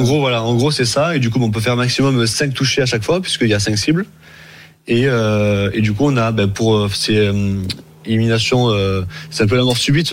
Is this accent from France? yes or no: yes; Montpellier, Occitania, France; now in Marseille, France; je suis de Je suis de Montpellier mais depuis, depuis 2013, je suis venu sur Marseille